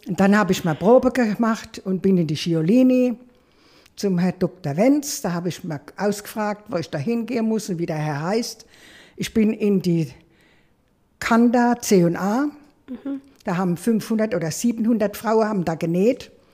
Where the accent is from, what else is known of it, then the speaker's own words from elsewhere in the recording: Maxdorf, Rhineland-Palatinate, Germany; ich bin ganz klein zu meiner Oma gekommen, nach Maxdorf, väterlicher Seite, und bin dort großgezogen worden